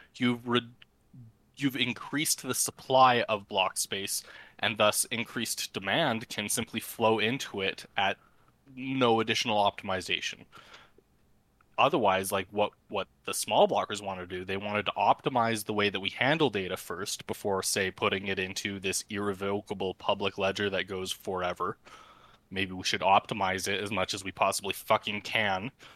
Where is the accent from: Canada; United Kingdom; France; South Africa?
Canada; I try to use every exchange in Canada available to me as a Canadian